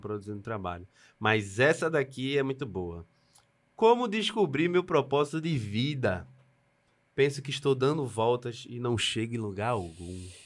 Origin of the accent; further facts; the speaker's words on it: Recife, Pernambuco, Brazil; eu sou de Recife, lá, né, de Pernambuco